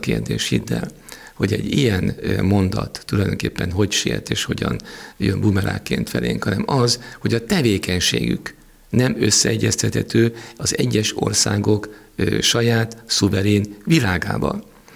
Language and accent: Hungarian; Hungary; magyarok vagyunk